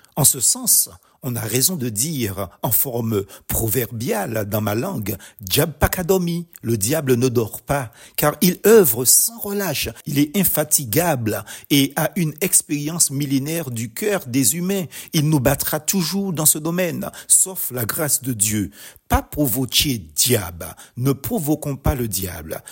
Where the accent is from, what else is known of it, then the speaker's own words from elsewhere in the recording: Martinique; Chez nous aux Antilles